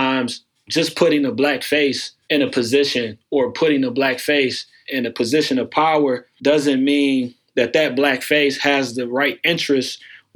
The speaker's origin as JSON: {"language": "English", "town": "Pontiac", "region": "Michigan", "country": "United States", "moved": "yes", "lives_now": "Cleveland, United States", "said": "I'm originally from Pontiac, Michigan, which is right outside of Detroit."}